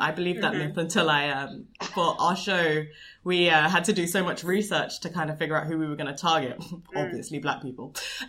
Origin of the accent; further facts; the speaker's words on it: London, United Kingdom; I'm a Londoner